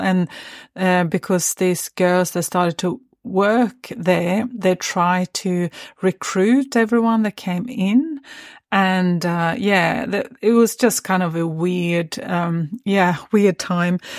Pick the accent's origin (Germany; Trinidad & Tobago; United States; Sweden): Sweden; also born or lived in Stockholm; I had just moved from my hometown up to, um, or, or to Stockholm, which is the capital of Sweden